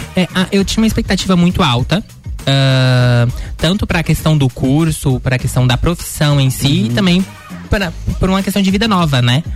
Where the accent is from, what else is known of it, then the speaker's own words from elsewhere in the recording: interior of Minas Gerais, Brazil; moved away as an adult; now in Lages, Brazil; eu sou de natural de Minas Gerais. Faz cinco anos que eu tô morando uhum. aqui. Eu uhum. vim do interior de Minas Gerais para cursar jornalismo aqui uh, em Lages